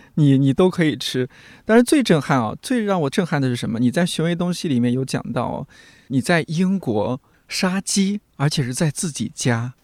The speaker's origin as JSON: {"language": "Chinese", "region": "Shanxi", "country": "China", "said": "我是山西人啊"}